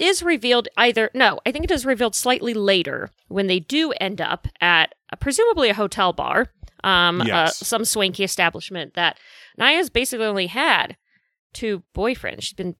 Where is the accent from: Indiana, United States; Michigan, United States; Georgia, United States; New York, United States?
New York, United States; Manhattan; I grew up in Manhattan.